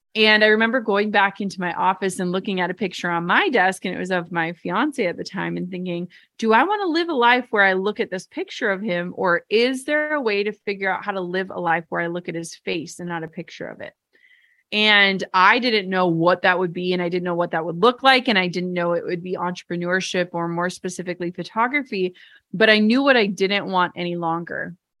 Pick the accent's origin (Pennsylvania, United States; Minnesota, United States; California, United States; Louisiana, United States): Minnesota, United States; I'm from Minnesota and my parents worked, like, the same jobs their entire lives